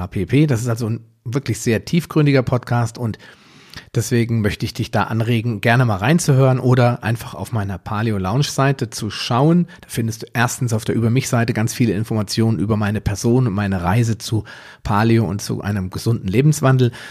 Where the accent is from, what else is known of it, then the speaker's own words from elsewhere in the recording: Biedenkopf, Hesse, Germany; now in Wetteraukreis, Germany; Ich bin 42 Jahre alt, also noch knackig und jung. Ich komme aus dem Wetteraukreis, zumindest lebe ich dort zurzeit. Ursprünglich komme ich mal aus Biedenkopf.